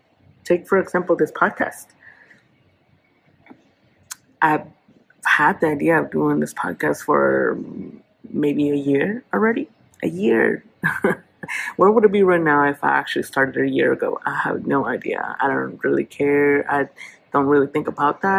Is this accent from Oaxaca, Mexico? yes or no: yes; Oaxaca, Mexico; now in Oklahoma City, United States; I am originally from Oaxaca, Mexico, and I am a real estate entrepreneur here in Oklahoma City